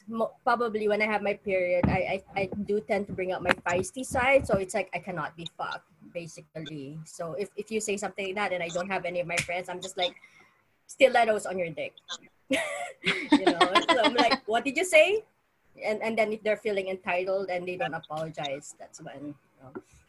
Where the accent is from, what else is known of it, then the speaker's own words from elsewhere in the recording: Philippines; accent: Filipino; I can't get rid of my accent, so it's obvious that I'm Filipino.